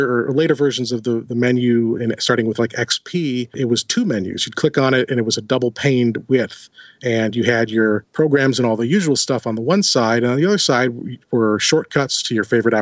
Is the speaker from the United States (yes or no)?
yes; Buffalo, New York, United States; I'm from Buffalo